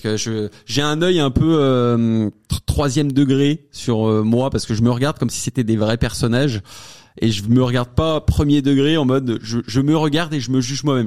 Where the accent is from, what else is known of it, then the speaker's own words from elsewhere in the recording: Savoie, Auvergne-Rhône-Alpes, France; Je viens de la Savoie en plus, je suis savoyard, euh, petit patelin, loin de la ville